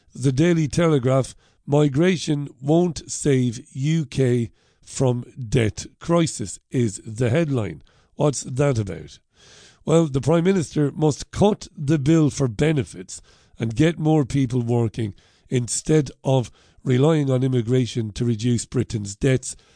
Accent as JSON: {"language": "English", "country": "Ireland", "moved": "yes", "lives_now": "United Kingdom", "said": "I'm an Irishman living in the U K"}